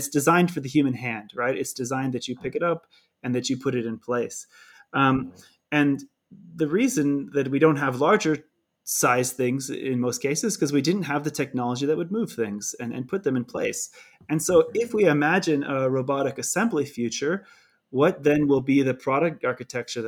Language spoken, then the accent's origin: English; California, United States; accent: California; moved away; I struggle between my California accent and my speaking in a German speaking country